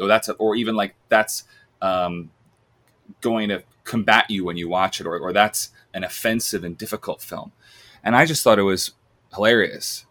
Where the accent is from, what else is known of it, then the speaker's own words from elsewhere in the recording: Long Island, New York, United States; I'm from Long Island